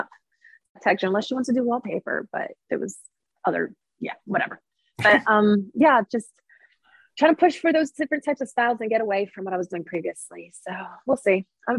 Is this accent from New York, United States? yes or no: no; Charleston, South Carolina, United States; I'm from South Carolina, Charleston, and you look tanner than me.